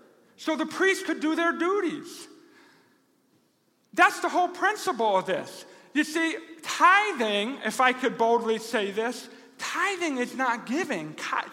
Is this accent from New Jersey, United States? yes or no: no; Rochester, New York, United States; God forbid they know I'm a pastor from Rochester, New York.